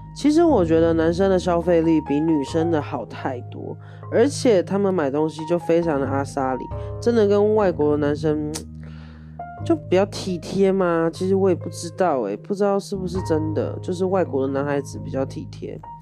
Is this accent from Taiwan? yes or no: yes; Taiwan; 我台湾人啦